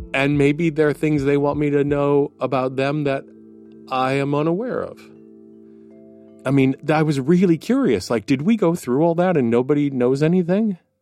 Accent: Milwaukee, Wisconsin, United States; moved away as an adult; also born or lived in Minneapolis; now in New York, United States; Milwaukee, um, born and raised Milwaukee

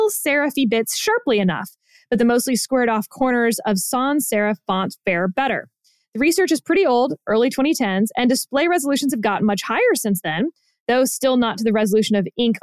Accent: Houston, Texas, United States; accent: Texan; moved away as an adult; also born or lived in Boston; being from exactly Houston, Texas

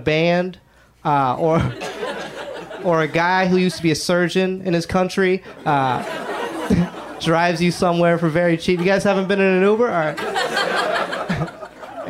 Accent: Georgia, United States; now in Los Angeles, United States; I grew up in Georgia because my parents both loved racism

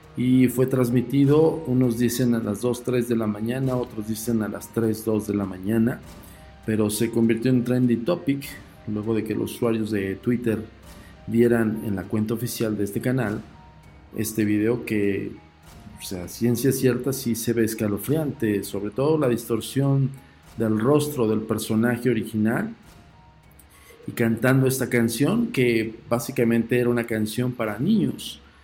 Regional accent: Mexico

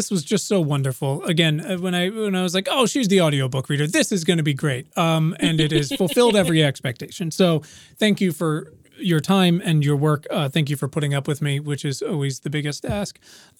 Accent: Williamsburg, Virginia, United States; I'm a cis white man, but I, you know, growing up in Virginia, which I love, was complicated even where I am now, which is where I was raised in Williamsburg.

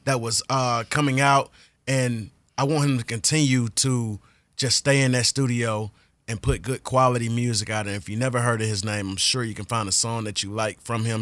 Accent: the South, United States; I'm from the South

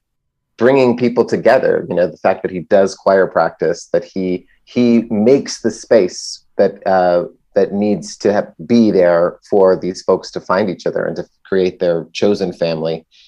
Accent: Texas, United States; moved away as an adult; also born or lived in Los Angeles; now in New York, United States; I left my hometown and moved to New York. But I think that Joel is like a lot of people I do know from growing up in Texas

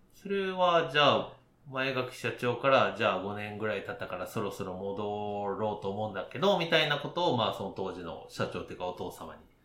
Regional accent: Nishinomiya, Hyogo, Japan; 私地元が西宮ということなんですけど

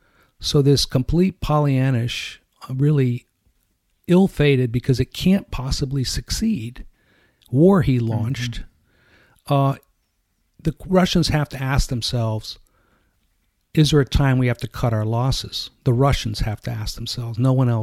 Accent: United States; as an American

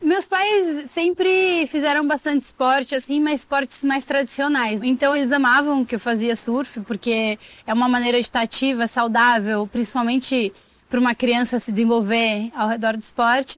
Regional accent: São Sebastião, São Paulo, Brazil; Cresci Caixara, pé na areia, em São Sebastião, que é um município na frente de Ilha Bela.

